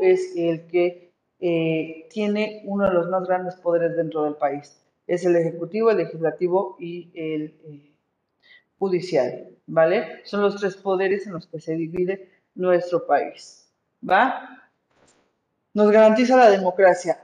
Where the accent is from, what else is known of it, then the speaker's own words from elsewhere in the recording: Mexico; Yo soy mexicana, por lo tanto tengo que cuidar la patria en la que nací